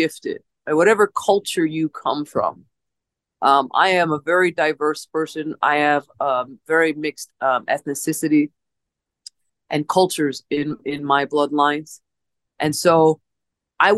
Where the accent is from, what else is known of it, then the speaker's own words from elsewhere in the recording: Holyoke, Massachusetts, United States; now in Cactus Springs, United States; I was born on in a small town back east, known as Holyoke, Massachusetts, and I was born on the Connecticut River in Providence Hospital